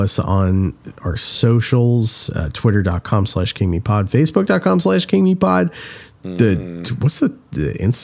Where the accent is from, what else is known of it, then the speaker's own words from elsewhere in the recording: New Jersey, United States; we're from New Jersey, and everyone in New Jersey is friends or relatives of the ….